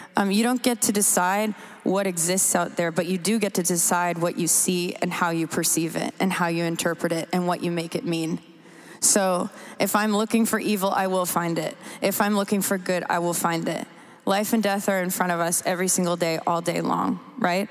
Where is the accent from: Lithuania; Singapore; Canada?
Canada; moved away; also born or lived in United States / England; I'm from Canada originally